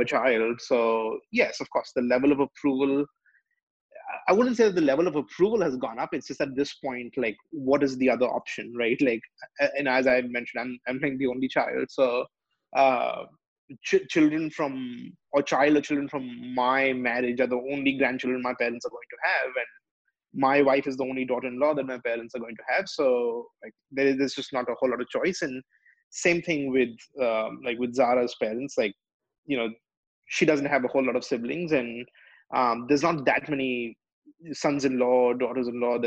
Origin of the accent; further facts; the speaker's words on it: India; now in United States; I'm Indian